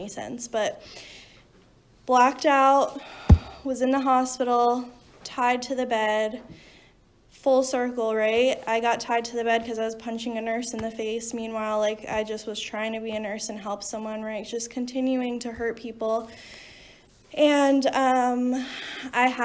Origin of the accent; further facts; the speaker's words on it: New Jersey, United States; I'm from New Jersey